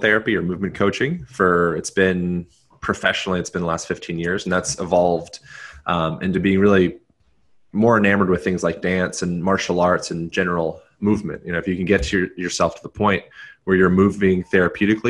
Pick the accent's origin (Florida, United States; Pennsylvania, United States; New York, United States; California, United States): Pennsylvania, United States; moved away as an adult; also born or lived in Hawaii; I grew up in Pennsylvania, so I was nearby.